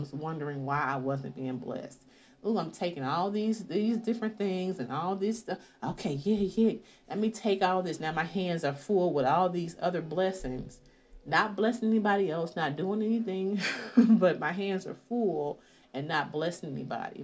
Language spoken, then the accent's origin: English; the South, United States; I'm from the South